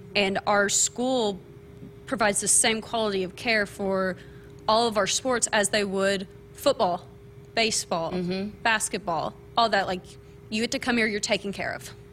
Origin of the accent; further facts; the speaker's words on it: small town Kentucky, United States; moved away as an adult; now in Lincoln, Nebraska, United States; I am from small town Kentucky, graduated from UK.